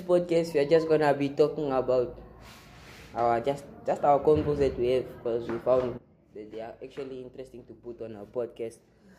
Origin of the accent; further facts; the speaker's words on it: Johannesburg, Gauteng, South Africa; I come from Auckland Park.